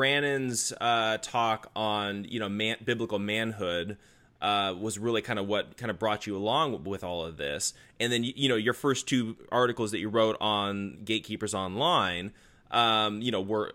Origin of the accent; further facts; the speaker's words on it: Arizona, United States; moved away as an adult; now in California, United States; I grew up out in Arizona